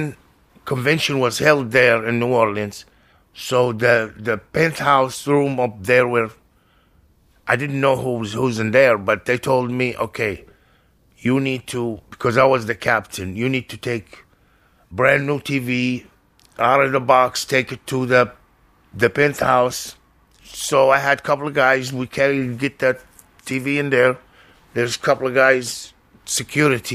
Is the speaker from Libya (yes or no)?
yes; Libya; English is a second language; moved away as an adult; also born or lived in Perugia, Italy; now in Seattle, United States; I'm from Libya.